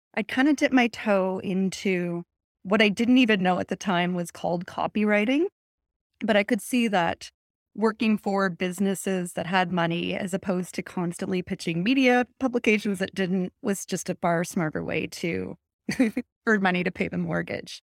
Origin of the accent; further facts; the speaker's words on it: Canada; now in Atlantic Canada, Canada; I'm Canadian